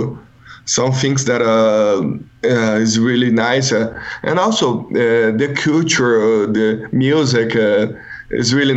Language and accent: English; Brazil